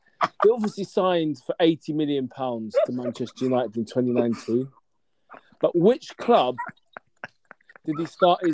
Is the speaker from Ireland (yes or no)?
yes; Ireland; Hello, I'm from Ireland